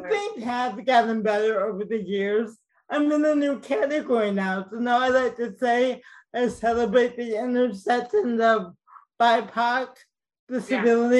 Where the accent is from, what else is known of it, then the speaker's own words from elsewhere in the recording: Oak Park, Illinois, United States; moved away as an adult; also born or lived in Chicago; I grew up in Oak Park, Illinois, which is a suburb of Chicago